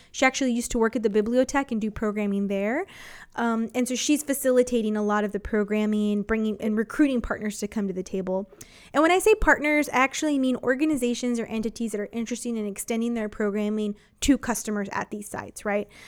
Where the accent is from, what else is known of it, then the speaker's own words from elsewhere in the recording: San Antonio, Texas, United States; I'm from San Antonio, grew up here